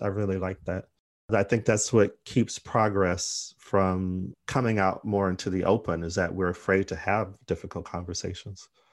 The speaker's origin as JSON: {"language": "English", "region": "Arizona", "country": "United States", "moved": "yes", "lives_now": "United Kingdom", "said": "I'm from Arizona"}